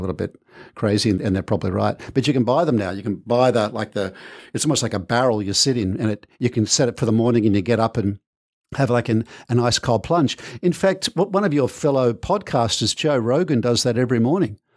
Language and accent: English; Manly, New South Wales, Australia; also born or lived in United Kingdom; I was born in Manly Hospital.